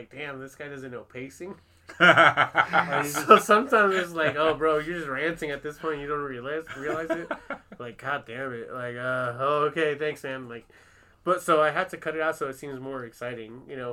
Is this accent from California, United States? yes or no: yes; Long Beach, California, United States; I'm from Long Beach too